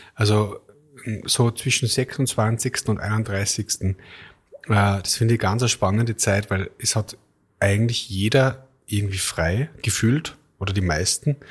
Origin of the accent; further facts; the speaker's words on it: Kitzbühel, Tyrol, Austria; moved away; Ich war in Tirol, also äh, in Kitzbühel, in meiner Heimat